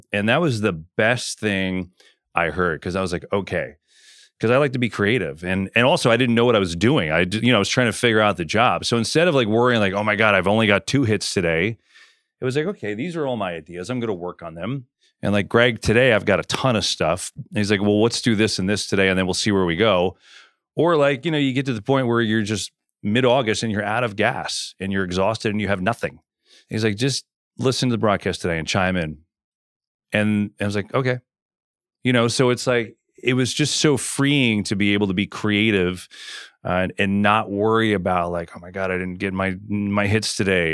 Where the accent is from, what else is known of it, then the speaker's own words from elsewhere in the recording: New York, United States; I grew up there in New York